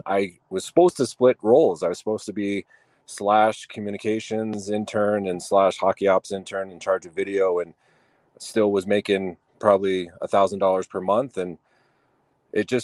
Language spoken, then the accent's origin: English; Denver, Colorado, United States; I'm a Colorado native, born and raised in Denver